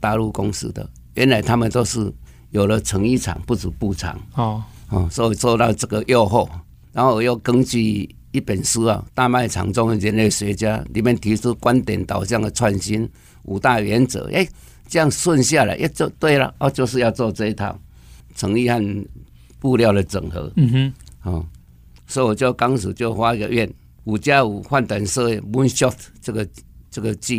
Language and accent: Chinese; Taiwan; 不像我们台湾人都是我们做 giver 啊